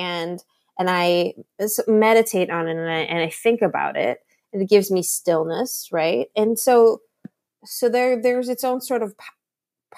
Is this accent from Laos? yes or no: yes; Laos; I'm from Laos. We believe in ghosts.